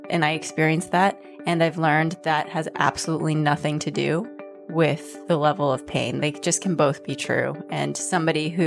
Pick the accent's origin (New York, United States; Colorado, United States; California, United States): Colorado, United States; Denver; now in Berkeley, United States; Denver, Colorado.